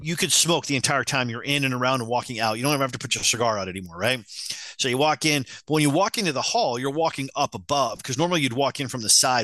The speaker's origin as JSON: {"language": "English", "region": "Utah", "country": "United States", "tie": "born or raised there", "said": "I grew up in Utah"}